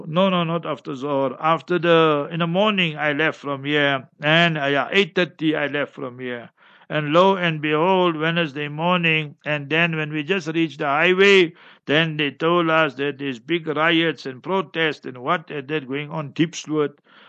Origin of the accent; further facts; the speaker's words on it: Heidelberg, Gauteng, South Africa; Heidelberg is my hometown